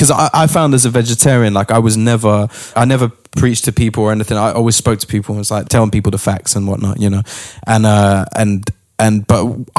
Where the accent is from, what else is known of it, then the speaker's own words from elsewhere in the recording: London, United Kingdom; Finsbury Park.